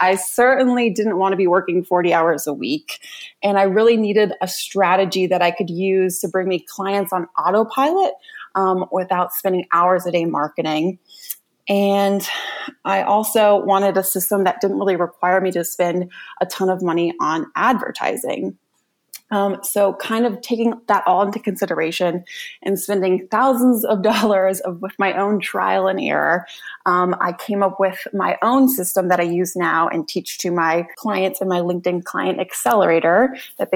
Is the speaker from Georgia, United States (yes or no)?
no; Raleigh, North Carolina, United States; I grew up in Raleigh, North Carolina